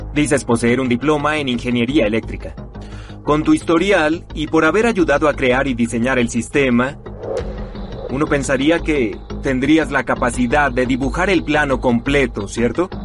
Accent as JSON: {"language": "Spanish", "town": "Philadelphia", "region": "Pennsylvania", "country": "United States", "tie": "born or raised there", "said": "Filadelfia, mi ciudad natal"}